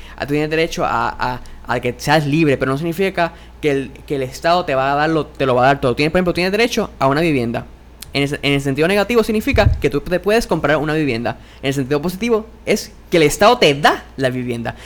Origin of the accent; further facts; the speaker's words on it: Puerto Rico; somos ciudadanos estadounidenses